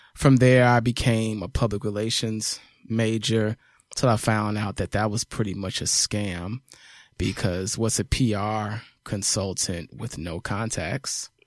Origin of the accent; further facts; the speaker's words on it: Chicago, Illinois, United States; moved away as an adult; now in Atlanta, United States; I'm from the south side of Chicago, man, ninetieth and Cottage Grove, born and raised